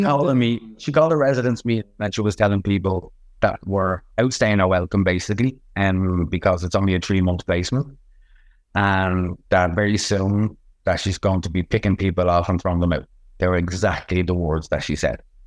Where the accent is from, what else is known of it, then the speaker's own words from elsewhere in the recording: Dublin, Leinster, Ireland; I'm from Ballymun